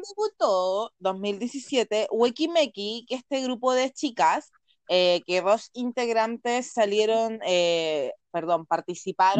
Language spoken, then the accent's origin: Spanish; Chile; nací en Chile